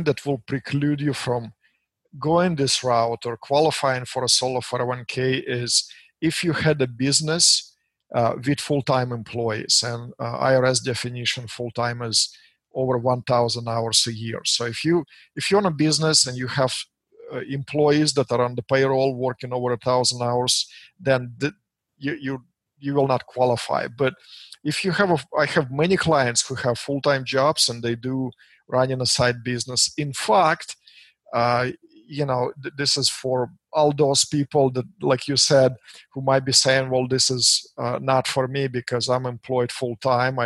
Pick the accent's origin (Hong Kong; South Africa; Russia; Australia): Russia; English is a second language; moved away as an adult; now in United States; as you and your listeners can say by my accent, which will stick with me till my days, I'm immigrated in this beautiful country from Russia back in 1996. So it's just been 23 years for me. So I've been here a little over half of my life